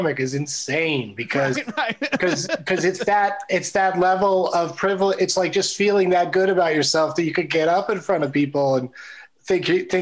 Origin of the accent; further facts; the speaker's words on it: San Diego, California, United States; I grew up in San Diego and in a part of San Diego called El Cajon was where I went to high school and our home.